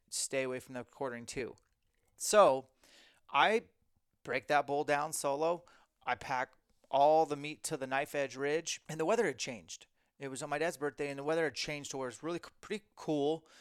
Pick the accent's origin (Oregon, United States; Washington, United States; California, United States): Washington, United States; Spokane; in Spokane, my hometown.